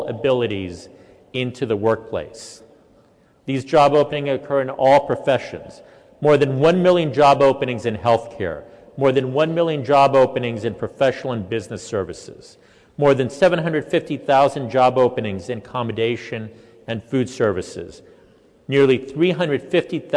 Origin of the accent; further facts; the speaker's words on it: Miami, Florida, United States; moved away; I grew up in Miami